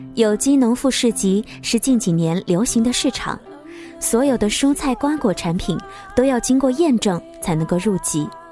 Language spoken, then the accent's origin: Chinese; Wuhan, Hubei, China; accent: Wuhan dialect; 我的家乡话，武汉话